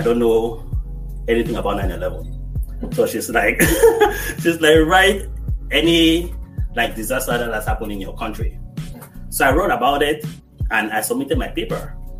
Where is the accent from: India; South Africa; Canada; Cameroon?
Cameroon; moved away as an adult; now in United States; Yeah, so I'm originally from Cameroon, West Africa, and I came here 2010.